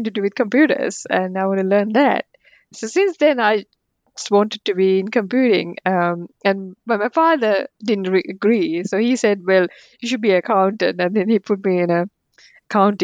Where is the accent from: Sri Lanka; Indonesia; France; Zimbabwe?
Sri Lanka; English is a second language; moved away; also born or lived in Colombo; I grew up in Sri Lanka